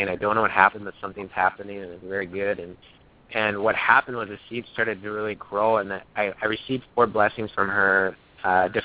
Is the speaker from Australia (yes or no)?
no; St. Paul, Minnesota, United States; I grew up in St. Paul, Minnesota